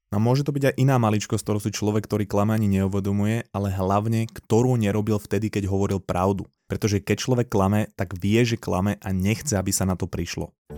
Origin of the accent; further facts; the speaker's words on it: Slovakia; ja som bol zo Slovenska